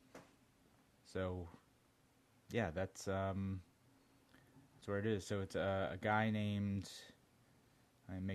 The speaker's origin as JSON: {"language": "English", "town": "Brunswick", "region": "Georgia", "country": "United States", "tie": "born or raised there", "said": "I was born in Brunswick, Georgia"}